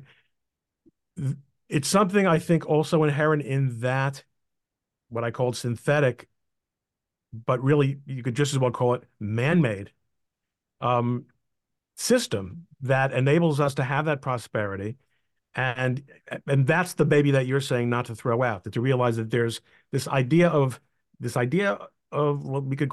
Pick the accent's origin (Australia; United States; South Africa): United States; New York City, New York; I was born in Queens, which is in the United States of America.